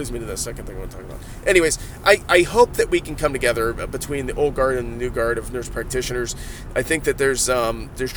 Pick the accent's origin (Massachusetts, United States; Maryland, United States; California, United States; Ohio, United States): Ohio, United States; I'm from Ohio.